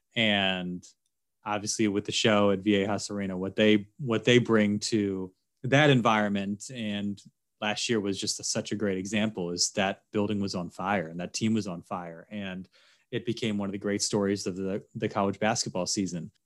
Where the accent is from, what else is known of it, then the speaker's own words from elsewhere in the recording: Philadelphia, Pennsylvania, United States; moved away as an adult; also born or lived in Baltimore / Kalispell; now in San Diego, United States; I grew up in Philly